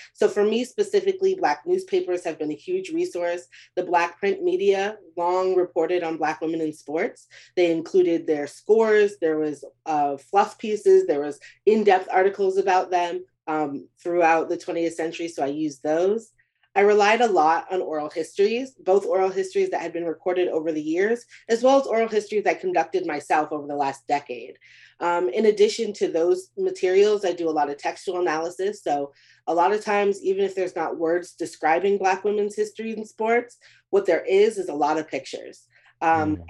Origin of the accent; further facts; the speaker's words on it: Beaumont, Texas, United States; my hometown of Beaumont, Texas